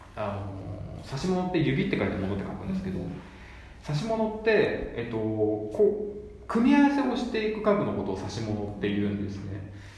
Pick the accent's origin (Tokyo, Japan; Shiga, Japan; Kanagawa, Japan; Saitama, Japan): Kanagawa, Japan; Yokohama; 僕横浜なんですけど